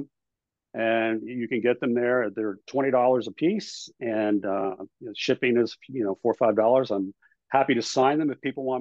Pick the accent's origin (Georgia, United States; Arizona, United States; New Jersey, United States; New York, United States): New York, United States; I grew up in New York